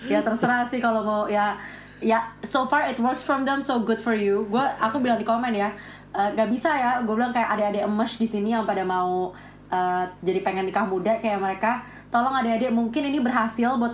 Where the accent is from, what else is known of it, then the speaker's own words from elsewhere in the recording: North Sumatra, Indonesia; aku sebagai orang Batak tersinggung